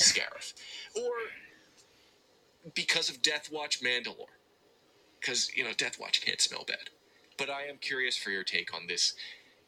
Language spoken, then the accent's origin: English; New York, United States; I grew up in New York, part of the city, and I remember going into the city a lot